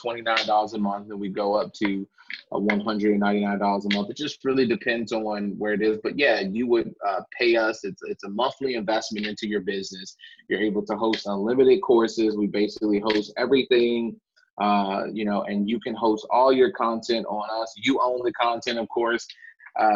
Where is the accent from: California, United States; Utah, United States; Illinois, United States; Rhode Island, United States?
Illinois, United States; Chicago; I'm a kid from the South Side of Chicago